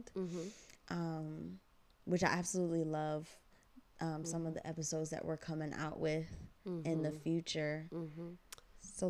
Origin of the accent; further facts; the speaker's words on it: United States; I am also an American born Ghanaian